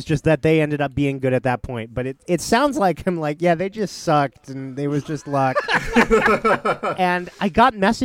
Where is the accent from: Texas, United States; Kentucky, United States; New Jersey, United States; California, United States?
California, United States; near Pinole, Bay Area; They're from Pinole, which I'm closer to than Berkeley